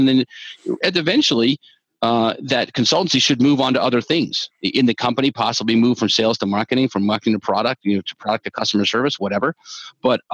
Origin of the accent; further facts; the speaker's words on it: the South, United States; also born or lived in Georgia; I'm from the South